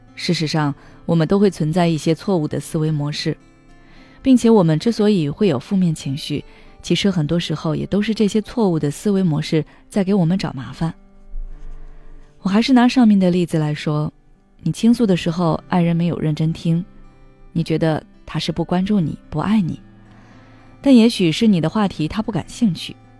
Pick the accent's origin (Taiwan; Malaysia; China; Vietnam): China; 我们中国人过圣诞